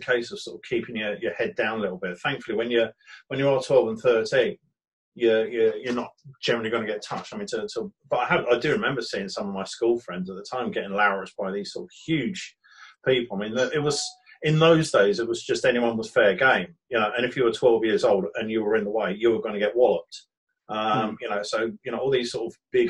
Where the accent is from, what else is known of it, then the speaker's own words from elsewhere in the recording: Brighton, South East England, United Kingdom; I was born in Brighton, Buckingham Road Hospital, just up from Brighton Station